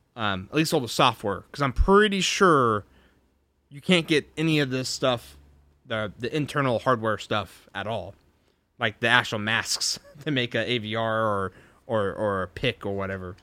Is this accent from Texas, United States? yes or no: yes; Texas, United States; I'm a Texan.